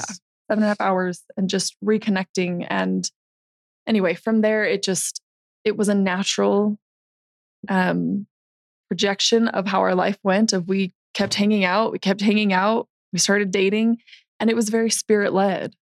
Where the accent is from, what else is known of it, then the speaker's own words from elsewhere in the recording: St. George, Utah, United States; I'm from St. George